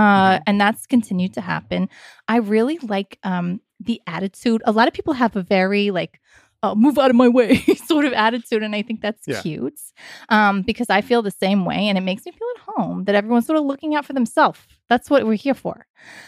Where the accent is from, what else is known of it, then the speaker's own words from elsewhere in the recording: New York City, New York, United States; being a Satanist, of course, it has enhanced my experience of being a New Yorker, because I have access to places most people wouldn't